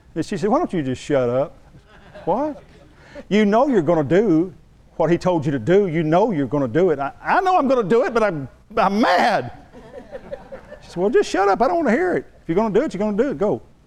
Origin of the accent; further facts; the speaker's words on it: San Angelo, Texas, United States; I'm from West Texas